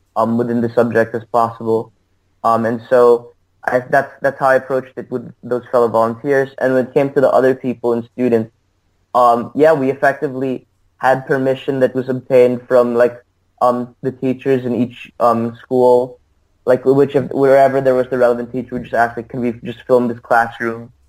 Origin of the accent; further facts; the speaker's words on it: Sydney, New South Wales, Australia; moved away as an adult; also born or lived in New York City; now in United States; I'm from Sydney originally.